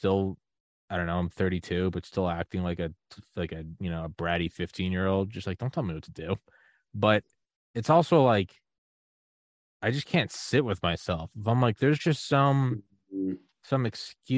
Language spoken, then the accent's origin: English; United States; as an American